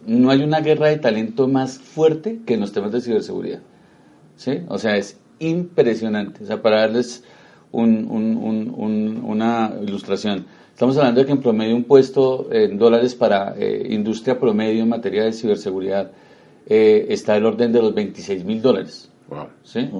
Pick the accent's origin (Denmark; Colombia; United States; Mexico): Colombia; nos debe tener muy orgullosos como colombianos